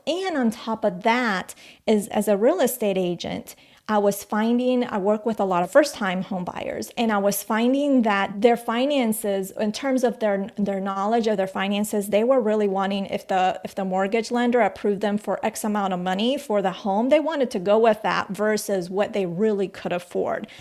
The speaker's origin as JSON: {"language": "English", "country": "United States", "tie": "born or raised there", "also_born_or_lived": "Colombia", "said": "we moved to the States when when we, I was about eight years old."}